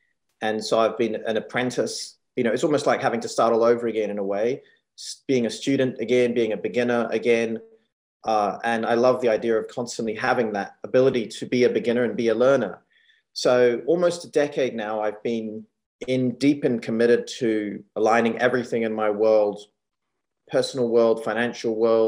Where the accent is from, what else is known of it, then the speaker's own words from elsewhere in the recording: New Zealand; also born or lived in Hong Kong / United States; And, you know, I moved from Hong Kong as a teenager. So growing up in New Zealand and being born in Hong Kong, it's very interesting